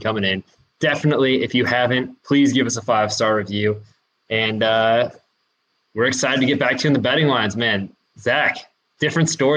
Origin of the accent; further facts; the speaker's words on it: Washington, United States; I'm here from Washington, the apple capital of the U.S.